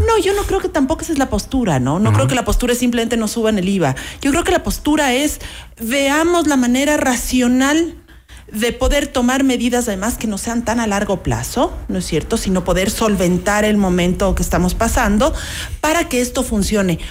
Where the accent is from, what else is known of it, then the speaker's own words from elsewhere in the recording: Ecuador; como ecuatorianos